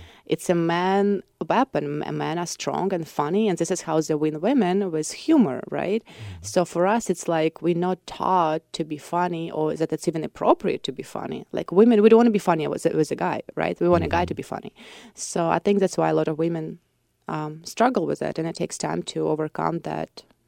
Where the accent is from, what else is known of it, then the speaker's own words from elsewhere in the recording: Voronezh, Voronezh Oblast, Russia; English is a second language; So like if I speak in Russian, people would understand that I'm from Voronezh probably, like other Russian people.